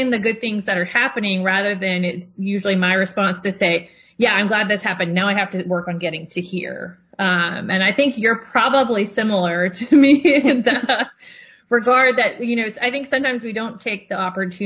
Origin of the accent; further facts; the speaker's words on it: Tennessee, United States; moved away; also born or lived in Georgia; I'm from Tennessee